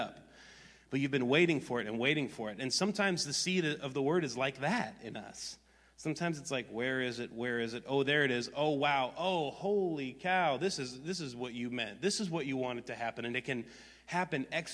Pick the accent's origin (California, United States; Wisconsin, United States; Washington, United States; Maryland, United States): Wisconsin, United States; I grew up in Wisconsin